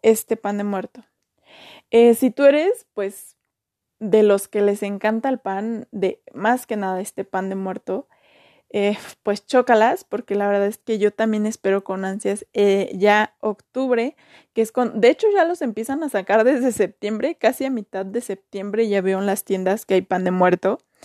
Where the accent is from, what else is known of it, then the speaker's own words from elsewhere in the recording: Mexico; de donde yo soy no, no se hace eso